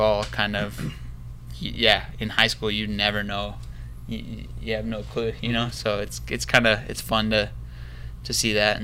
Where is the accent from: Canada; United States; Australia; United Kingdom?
United States; Sioux City, Iowa; moved away; I grew up in Sioux City, Iowa, which it's not a small town